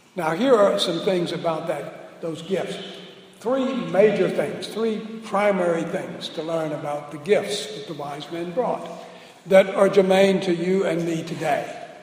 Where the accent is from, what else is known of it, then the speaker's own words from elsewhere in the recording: New Orleans, Louisiana, United States; moved away; we're both from New Orleans. I was still in New Orleans or in the New Orleans environs.